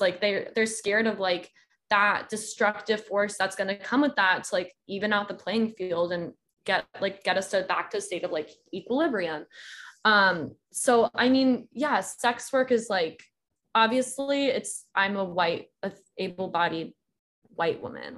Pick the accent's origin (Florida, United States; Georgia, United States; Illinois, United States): Georgia, United States; also born or lived in South Carolina; now in California, United States; I grew up in Georgia and went to school in South Carolina